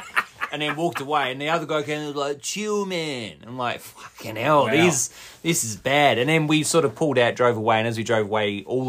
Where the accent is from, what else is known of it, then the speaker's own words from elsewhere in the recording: Australia; being two Aussie dickheads, can get a little bit lost in translation. Now, my dialect isn't even really Australian. It's this weird bastardized version of the English language and the Australian accent.